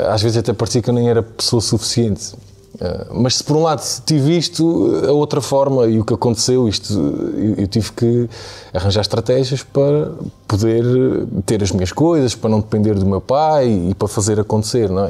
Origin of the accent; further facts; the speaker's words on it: Angra do Heroísmo, Azores, Portugal; moved away; nasci nos Açores, numa família normal, mas numa zona muito rural